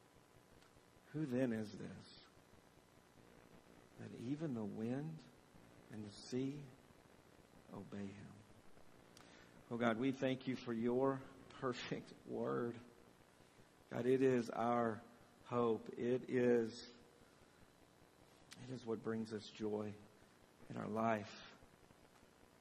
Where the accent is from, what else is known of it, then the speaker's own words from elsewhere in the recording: Southern Tennessee, United States; I grew up bass fishing on the Tennessee River with one of my uncles